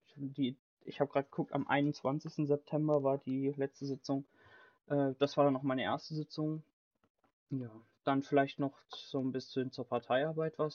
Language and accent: German; Bad Schwalbach, Hesse, Germany; ich komme aus Bad Schwalbach